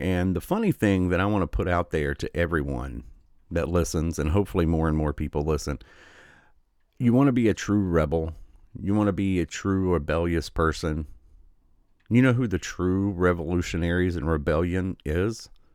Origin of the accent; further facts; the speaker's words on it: Michigan, United States; my home state of Michigan